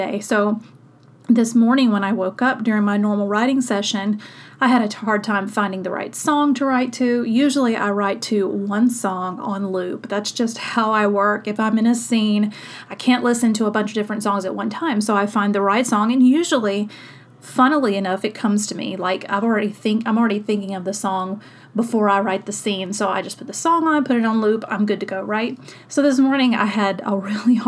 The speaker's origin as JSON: {"language": "English", "region": "South Mississippi", "country": "United States", "tie": "born or raised there", "said": "I grew up in South Mississippi"}